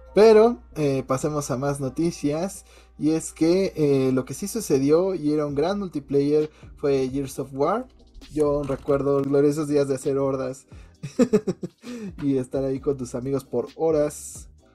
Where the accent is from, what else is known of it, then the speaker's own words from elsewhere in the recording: Mexico; somos mexicanos